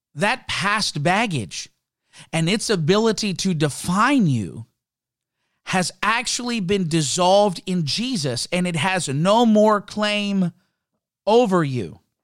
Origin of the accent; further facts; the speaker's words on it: Canada; I'm, I'm Canadian. For those that didn't know, I, I love being a Canadian citizen. I love my country.